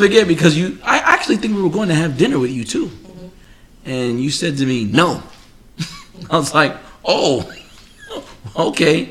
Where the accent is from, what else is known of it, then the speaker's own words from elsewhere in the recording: New York City, New York, United States; moved away as an adult; now in Florida, United States; originally from Queens, New York. I've been living in Florida now 15 years